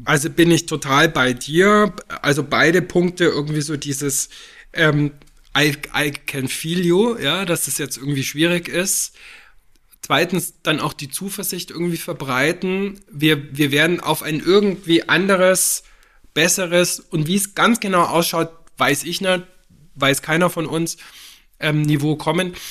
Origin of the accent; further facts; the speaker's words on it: Füssen, Bavaria, Germany; moved away; Ich bin in Füssen aufgewachsen, nach vielen Jahren im Flach und im Ausland schaue ich jetzt auf die Berge meiner Kindheit, bloß von der anderen Seite